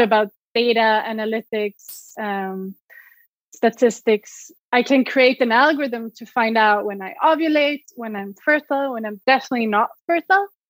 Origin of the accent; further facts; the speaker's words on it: Sweden; English is a second language; moved away as an adult; also born or lived in Switzerland; I'm originally from Sweden. You might hear my accent.